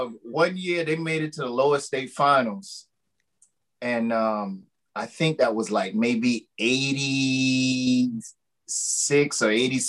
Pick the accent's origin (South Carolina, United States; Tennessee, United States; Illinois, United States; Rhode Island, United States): South Carolina, United States; Lowcountry; also born or lived in Allendale, South Carolina / Mount Pleasant, South Carolina; I'm a product of the low country down here in South Carolina.